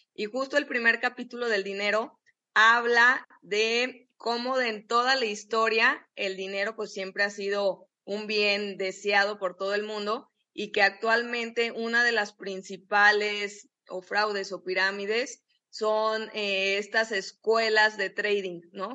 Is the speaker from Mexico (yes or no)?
yes; Guadalajara, Jalisco, Mexico; nosotros que somos de Guadalajara